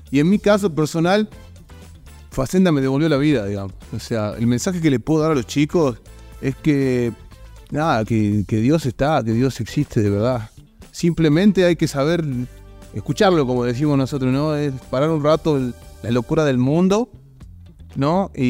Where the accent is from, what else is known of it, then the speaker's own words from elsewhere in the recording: Salta, Argentina; bueno, tengo 35 años, soy acá de Salta